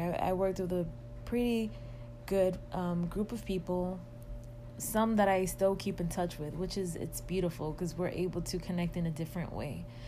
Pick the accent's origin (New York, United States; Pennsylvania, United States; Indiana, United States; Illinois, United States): New York, United States; New York City; moved away as an adult; now in Atlanta, United States; I am originally from Washington Heights, and that is in the borough of Manhattan in New York City